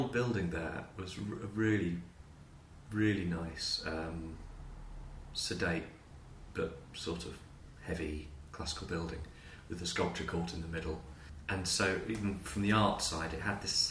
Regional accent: United Kingdom; moved away as an adult; also born or lived in Edinburgh / Zurich; I grew up near London

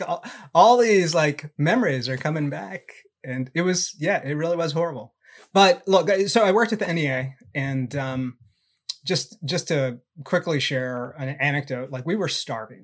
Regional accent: Southern California, United States; I grew up in Southern California

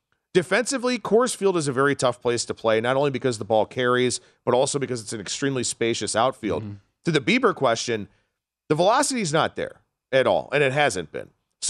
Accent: Cleveland, Ohio, United States; this is my hometown team, so I watch every game.

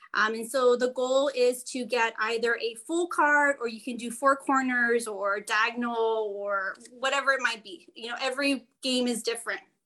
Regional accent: Brownsville, Texas, United States; I am from Brownsville, Texas, and I am a middle school librarian.

